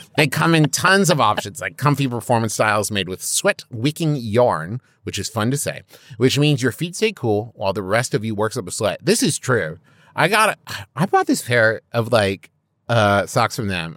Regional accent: Huntington, West Virginia, United States; growing up in West Virginia

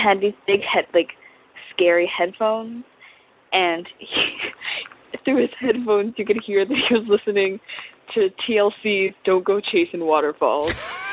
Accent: New York City, New York, United States; also born or lived in Boston; from New York City. I'm in Boston right now, but I'm technically from New York City

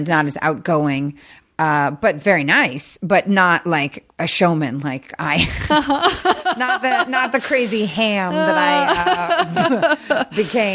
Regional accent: Santa Monica and Newport Beach, California, United States; also born or lived in Seattle, Washington; I was born in Seattle, yeah. but I was actually raised Santa Monica and Newport Beach

